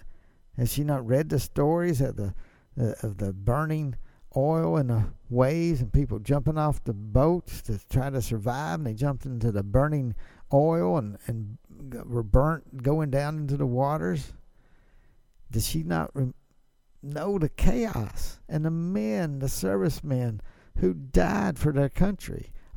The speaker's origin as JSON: {"language": "English", "region": "Mississippi", "country": "United States", "tie": "born or raised there", "said": "Mississippi, that's my home state"}